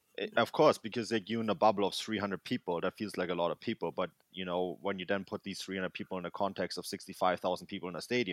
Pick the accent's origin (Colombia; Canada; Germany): Germany; Munich, Bavaria; And I grew up in Munich. I'm very much Bavarian.